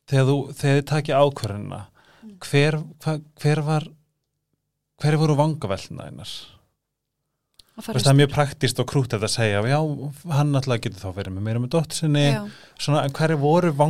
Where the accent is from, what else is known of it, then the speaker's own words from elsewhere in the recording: Reyðarfjörður, Eastern Region, Iceland; moved away; ég er frá reyðaferði